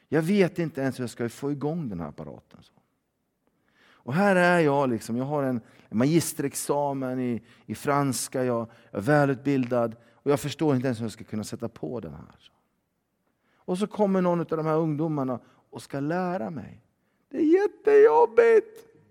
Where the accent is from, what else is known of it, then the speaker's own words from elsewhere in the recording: Sweden; vi är svenskar och våra barn är ju svensktalande